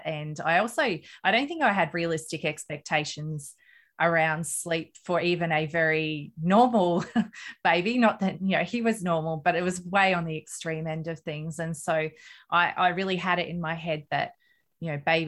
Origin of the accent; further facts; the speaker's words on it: Australia; I'm an Australian mum of three children.